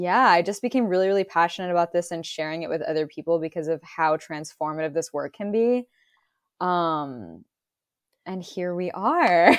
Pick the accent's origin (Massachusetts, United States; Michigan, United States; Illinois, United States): Massachusetts, United States; my hometown in Massachusetts